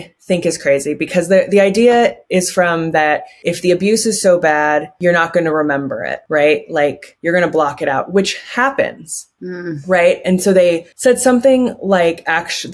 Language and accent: English; Reno, Nevada, United States; when I was growing up in Reno.